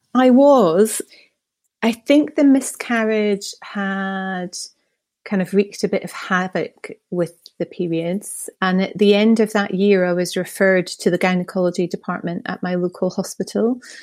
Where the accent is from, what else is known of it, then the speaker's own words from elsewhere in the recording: Scotland, United Kingdom; moved away; The accent may give away that I'm originally from Scotland, although I don't currently live there